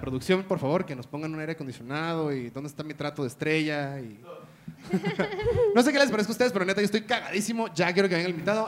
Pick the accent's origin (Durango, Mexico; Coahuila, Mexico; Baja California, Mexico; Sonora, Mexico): Baja California, Mexico; Tijuana; now in Mexico City, Mexico; crecí en Tijuana